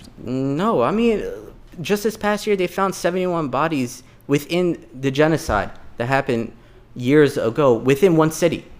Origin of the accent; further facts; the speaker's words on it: United States; also born or lived in Dubrovnik, Croatia / Bosnia and Herzegovina; I was born in Croatia, Dubrovnik, but I claim my heritage in Bosnia because that's where my family grew up mm-hmm. and that's where I wanted to be. Um, six months after where I was born, I went to America as a refugee